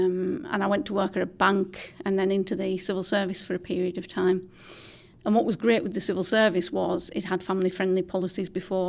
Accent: Whitehaven, North West England, United Kingdom; I am. So I'm a Myras lass. I was born on Myras, which is an estate in Whitehaven, and I had grandparents on both sides of the estate because it is a split estate.

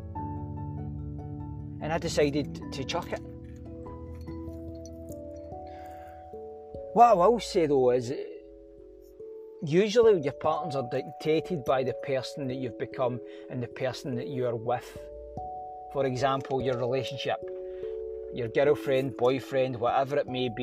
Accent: Glasgow, Scotland, United Kingdom; I'm a boy from Glasgow, right? Scotland and Glasgow. Drumchapel, Bishop Briggs, Springburn. Stayed in Paisley, Prestwick, fucking wherever. I've stayed all about Glasgow. I've grew up in Glasgow.

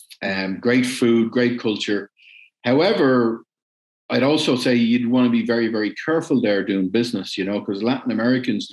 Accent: Ireland; also born or lived in West Germany; I'm Irish

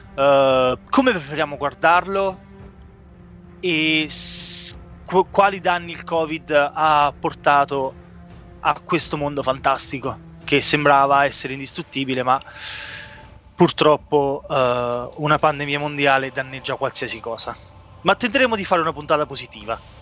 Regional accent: Italy; quando eravamo piccoli che a Foriano comunque non c'era il Movieland

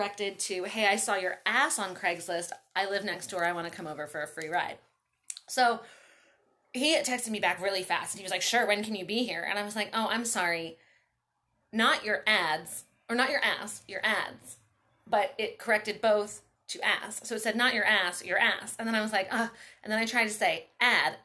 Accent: Baltimore, Maryland, United States; moved away as an adult; also born or lived in Tennessee; now in Long Beach, United States; I grew up in Baltimore

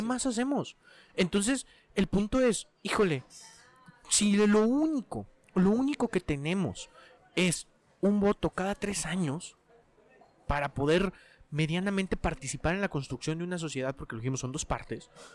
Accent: Mexico

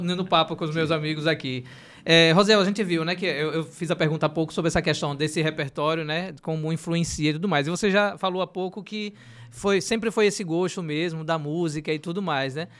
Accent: Aracaju, Sergipe, Brazil; eu sou da região do Bugio

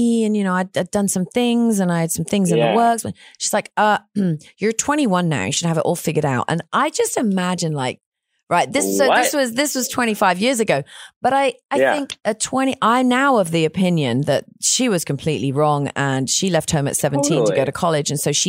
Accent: England, United Kingdom; now in Texas, United States; I'm from England

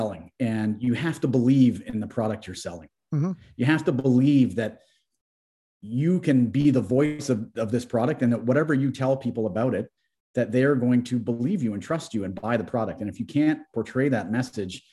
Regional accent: Guelph, Ontario, Canada; also born or lived in Toronto, Canada; So my wife and I grew up in Guelph

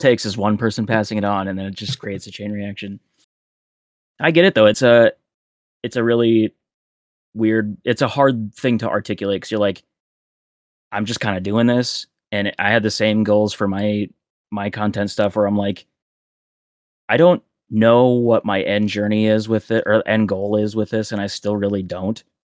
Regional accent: South Dakota, United States; now in Peoria, United States; my hometown Target back in South Dakota in the middle of nowhere

